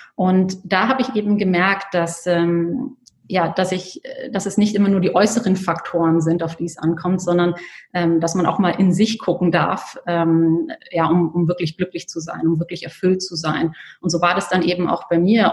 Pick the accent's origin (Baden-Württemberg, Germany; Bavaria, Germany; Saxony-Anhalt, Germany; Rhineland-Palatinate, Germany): Bavaria, Germany; Bayreuth; moved away as an adult; now in Horgen, Switzerland; ich selbst komme aus Bayreuth, ähm, also das ist der Nordosten von Bayern